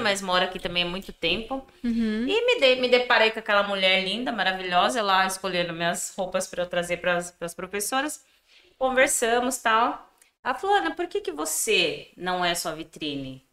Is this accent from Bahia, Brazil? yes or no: no; Piedade?, interior of São Paulo, Brazil; also born or lived in Sorocaba; sou natural de Biúna, interior aqui de São Paulo. Dá uns 60 quilômetros de Sorocaba.